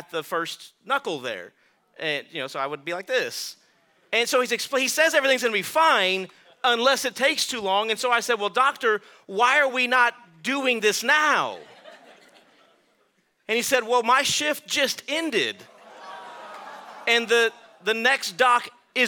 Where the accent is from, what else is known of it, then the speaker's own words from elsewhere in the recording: Texas, United States; I'm from Texas, so I'm tough